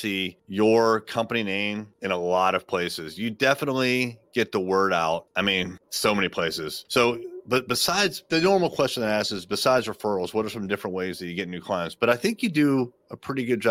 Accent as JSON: {"language": "English", "town": "Chesapeake", "region": "Virginia", "country": "United States", "said": "I'm actually from Chesapeake"}